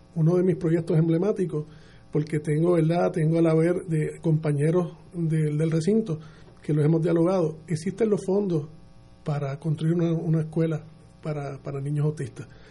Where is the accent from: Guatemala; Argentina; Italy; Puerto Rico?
Puerto Rico; San Juan; yo soy nacido y criado en Tras Talleres